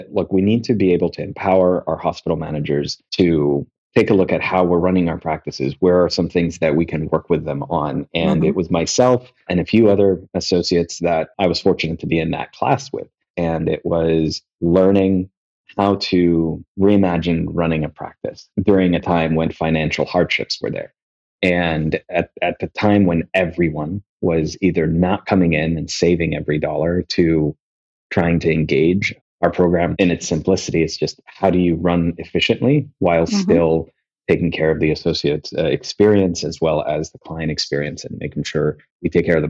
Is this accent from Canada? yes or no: no; Kuwait; I grew up in Kuwait. It's where I'm from. It's where my family's from.